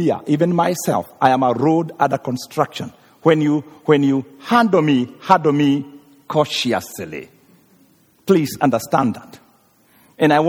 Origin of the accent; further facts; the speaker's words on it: Kenya; moved away; I come from Africa, and some places there people are very hungry. Even Kenya, right now we have drought of 2 years, no rain